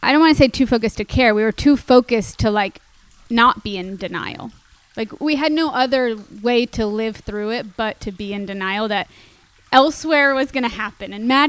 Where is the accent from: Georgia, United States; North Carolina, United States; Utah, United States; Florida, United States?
Florida, United States; Miami; now in Los Angeles, United States; growing up in Miami